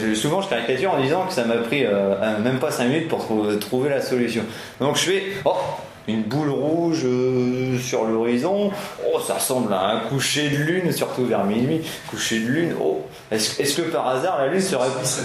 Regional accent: Picardy, Hauts-de-France, France; comme je suis picard

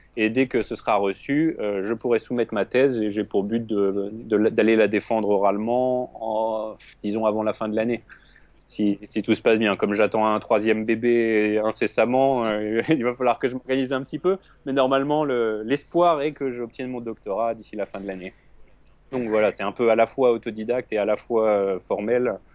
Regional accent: France; moved away as an adult; now in New York, United States; je suis donc né en France. Euh, j'ai passé toute ma, mon adolescence et un petit peu de ma vie adulte en France. J'ai déménagé quand j'avais 25 ans.

